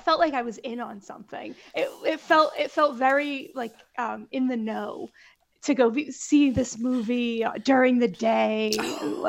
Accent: New England, United States; Growing up in New England, there's no air conditioning.

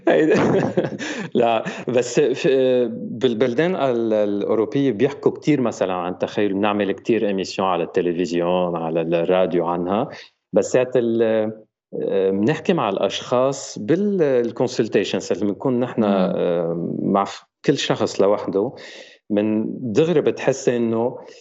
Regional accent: Lebanon; now in France; انا آه، لبناني فرنسي وعايش بفرنسا

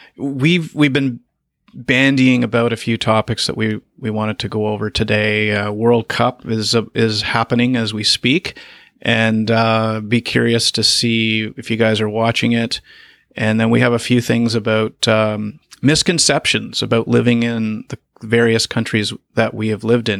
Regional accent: Canada; also born or lived in China / Japan; Canada, that's my home country

